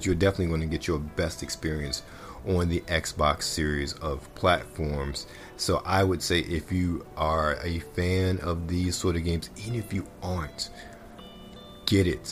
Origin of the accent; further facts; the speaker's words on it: Baltimore, Maryland, United States; moved away; born and raised in Baltimore